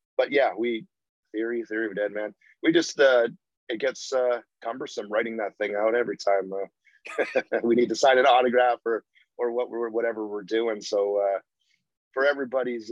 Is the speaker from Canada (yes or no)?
yes; Vancouver, British Columbia, Canada; growing up in Vancouver, we were only 2 hours north of Seattle